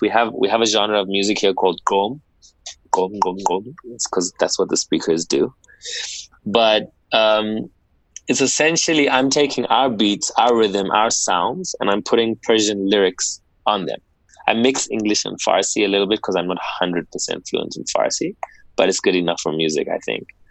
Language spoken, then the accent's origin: English; South Africa; born and bred in South Africa